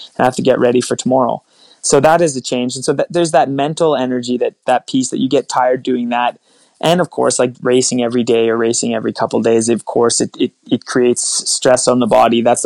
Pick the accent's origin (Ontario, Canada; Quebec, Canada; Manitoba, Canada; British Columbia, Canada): Ontario, Canada; Sudbury; I grew up in Sudbury, Ontario, played a lot of hockey